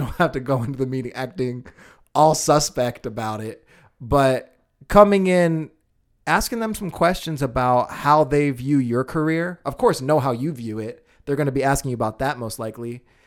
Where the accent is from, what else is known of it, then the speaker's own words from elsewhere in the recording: United States; I'm very American.